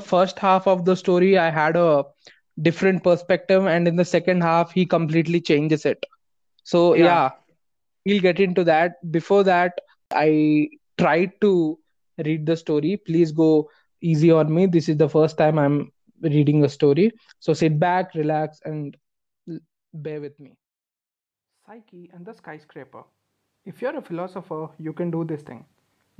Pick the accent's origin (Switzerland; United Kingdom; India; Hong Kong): India; being Indian kids